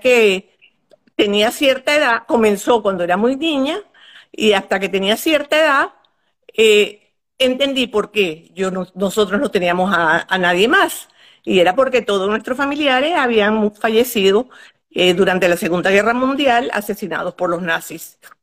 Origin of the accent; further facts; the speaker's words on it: Maracaibo, Zulia, Venezuela; moved away as an adult; also born or lived in Poland / Paris, France; now in United States; Vivíamos en Maracaibo, mi familia éramos cinco, mis dos hermanos, yo soy la mayor, que nací en Polonia